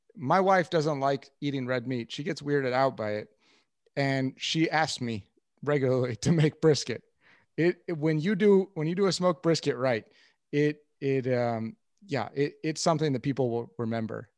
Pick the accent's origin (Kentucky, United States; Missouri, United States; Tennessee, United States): Missouri, United States; Kansas City; I'm from Kansas City